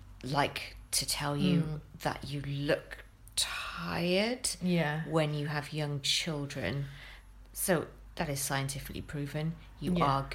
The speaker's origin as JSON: {"language": "English", "country": "United Kingdom", "said": "We're British."}